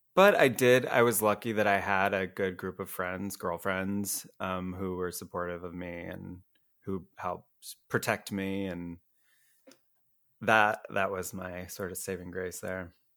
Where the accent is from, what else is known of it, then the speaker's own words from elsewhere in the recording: Iowa, United States; moved away; I grew up in Iowa, a real small town there